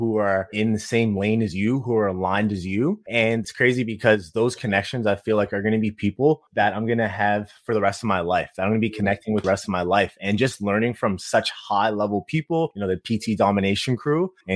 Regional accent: Halifax, Nova Scotia, Canada; I'm actually from Halifax, Nova Scotia, East Coast of Canada. Pretty much grew up there

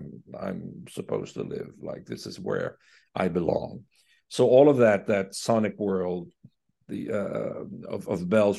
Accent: Quebec, Canada; accent: Quebecer; I think he fell in love with my Quebecer accent.

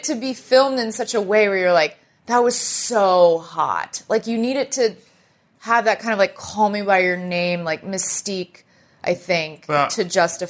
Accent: Dallas, Texas, United States; In Dallas, Texas.

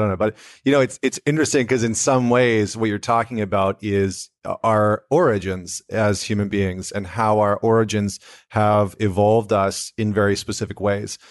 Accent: Canada; I'm not American, I'm Canadian

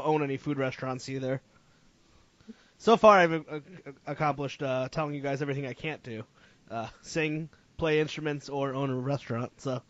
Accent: Connecticut, United States; I grew up in Connecticut, maybe like 2 hours from New York City

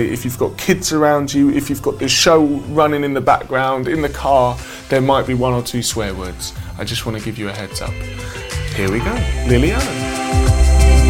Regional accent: United Kingdom; I grew up outside of London

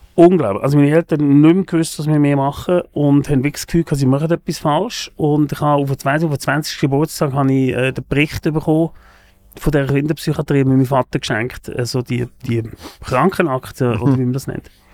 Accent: a small town near Lucerne, Switzerland; also born or lived in Germany; Ich bin in Deutschland geboren, aus Deutschland gekommen, in ein kleines Dörfli äh, oder in ein Dorf, oder ein kleines Städtchen kann man sagen, vor Luzern

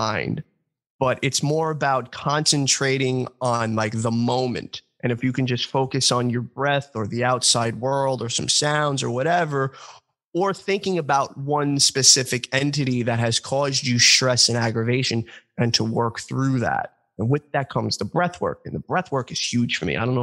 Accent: New York, United States; accent: New York; my New York accent

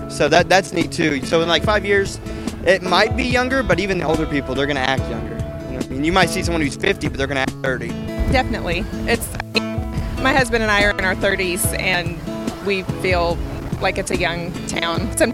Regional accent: Texas, United States; moved away; So I came from Texas, and I've only lived here for about a year and a half, but it is so culturally diverse.

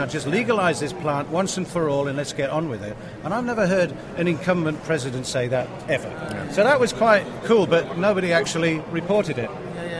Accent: England, United Kingdom; moved away as an adult; now in Johannesburg, South Africa; We live in Johannesburg. I'm actually an Englishman. I'm an Englishman. I've been in South Africa for 25 years. It's my home.

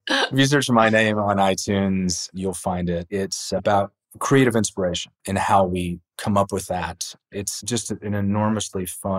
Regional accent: Tennessee, United States; I'm from Tennessee

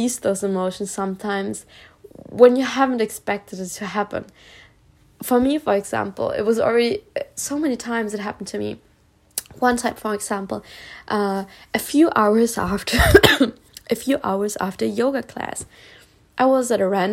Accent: Germany; also born or lived in Spain; I was born in Spain and I lived in Spain, and when I was young, 8 years old, we moved back to Germany

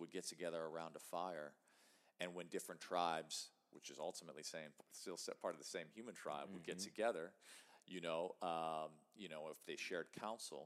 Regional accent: Chicago, Illinois, United States; I grew up in Chicago, in the city

